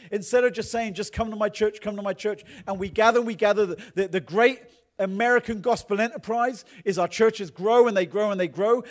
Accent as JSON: {"language": "English", "region": "England", "country": "United Kingdom", "accent": "English", "moved": "yes", "lives_now": "United States", "said": "I'm from England"}